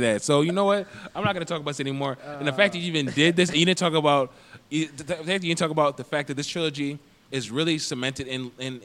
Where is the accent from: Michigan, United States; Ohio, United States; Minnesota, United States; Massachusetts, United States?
Minnesota, United States; I'm a Minnesotan.